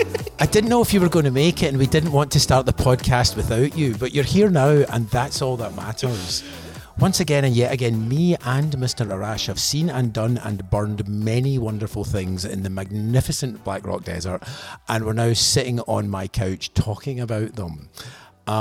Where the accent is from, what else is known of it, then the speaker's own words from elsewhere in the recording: Scotland, United Kingdom; But also, I think perhaps being Scottish, certain aspects of sincerity are better done by people who are, I don't know, native Californian, native San Diego, native wherever.